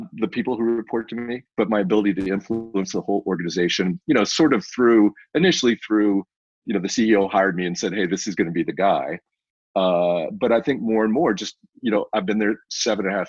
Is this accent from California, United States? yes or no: yes; Silicon Valley, California, United States; my hometown here in Silicon Valley